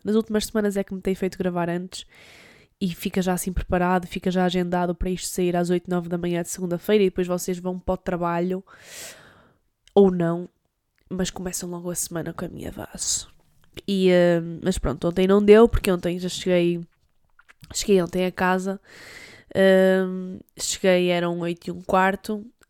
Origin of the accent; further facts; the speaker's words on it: Douro, Norte, Portugal; also born or lived in Porto; Eu sou do Douro e no Douro há montanhas